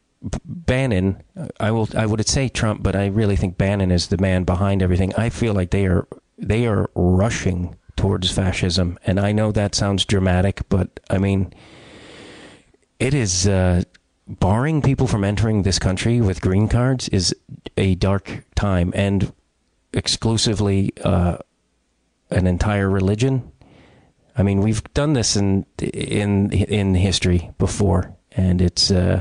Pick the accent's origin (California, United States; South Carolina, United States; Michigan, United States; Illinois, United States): Illinois, United States; Chicago; I'm an Irish kid from Chicago